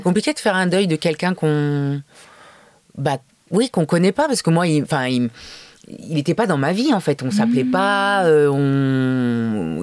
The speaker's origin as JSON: {"language": "French", "town": "Paris", "region": "Île-de-France", "country": "France", "tie": "born or raised there", "said": "j'ai grandi à Paris tout le temps"}